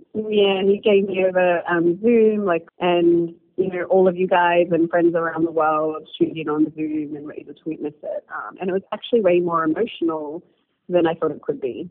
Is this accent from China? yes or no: no; Australia; now in Nairobi, Kenya; I'm Egyptian Australian, but I live in Nairobi